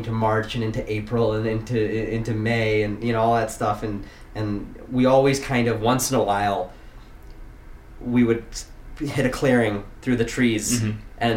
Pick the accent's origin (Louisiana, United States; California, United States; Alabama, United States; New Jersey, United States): California, United States; Silicon Valley; I grew up in Silicon Valley.